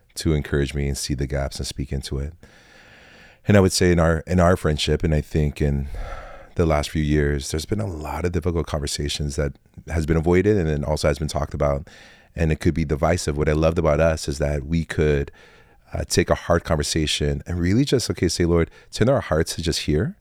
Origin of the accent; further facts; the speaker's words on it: Tacoma, Washington, United States; also born or lived in Fort Lewis, Washington; now in Olympia, United States; I was born and raised in Tacoma, Washington